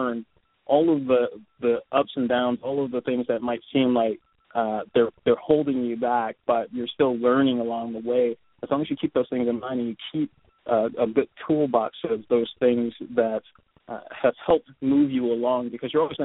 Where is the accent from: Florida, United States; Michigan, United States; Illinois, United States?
Michigan, United States; Detroit; moved away as an adult; also born or lived in Philadelphia / Japan; now in Seattle, United States; I'm from Detroit, born and raised, and lived there until I was 16